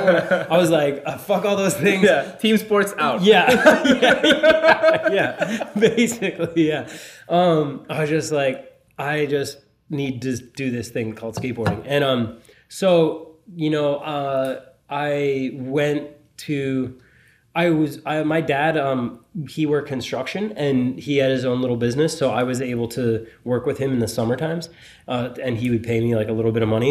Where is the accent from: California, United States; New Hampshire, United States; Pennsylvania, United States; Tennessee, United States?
Pennsylvania, United States; born or raised there; also born or lived in Philadelphia; now in Los Angeles, United States